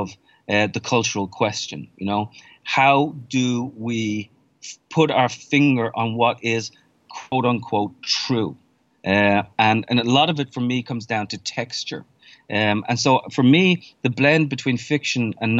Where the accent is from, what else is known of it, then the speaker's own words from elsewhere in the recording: Ireland; moved away as an adult; now in New York, United States; I was born and raised in Ireland, left in my 20s, and then I've spent the vast majority of the time in New York since then